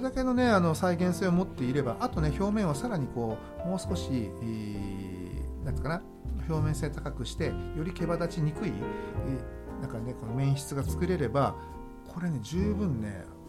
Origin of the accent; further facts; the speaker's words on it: Shimane, Japan; 僕の地元でもある島根県